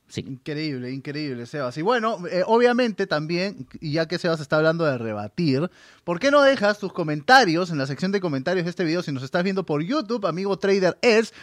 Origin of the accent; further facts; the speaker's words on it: Peru; yo soy del majestuoso Perú